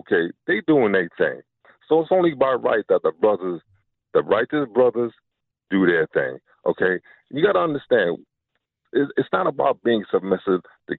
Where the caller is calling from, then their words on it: New York City, New York, United States; I'm calling from Brooklyn.